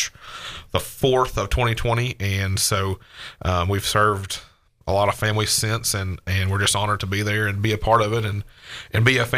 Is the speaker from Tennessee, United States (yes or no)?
yes; Hendersonville, Tennessee, United States; now in Gallatin, United States; I've lived here my entire life. Born and raised in Hendersonville